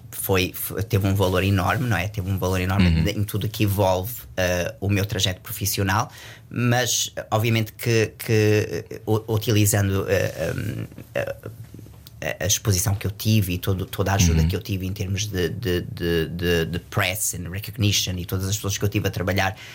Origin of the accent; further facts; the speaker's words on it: Portugal; Eu digo sempre que, que eu sou português.